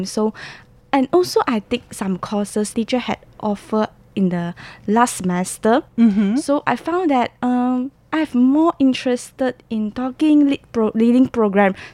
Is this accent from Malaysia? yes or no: yes; Malaysia; because I'm from Malaysia, mm -hmm. so I have learned Malay